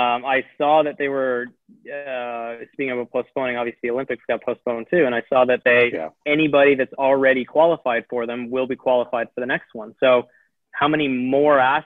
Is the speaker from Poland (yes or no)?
no; Abbotsford, British Columbia, Canada; Him and I grew up in the same town about 10 minutes apart